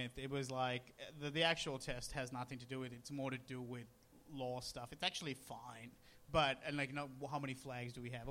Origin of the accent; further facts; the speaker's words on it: Sri Lanka; now in Australia; I grew up in Sri Lanka watching a lot of cricket